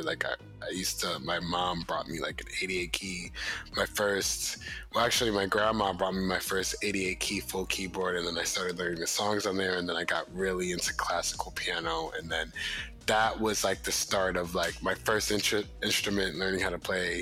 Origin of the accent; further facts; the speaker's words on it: Jersey City, New Jersey, United States; Jersey City. That's where I was born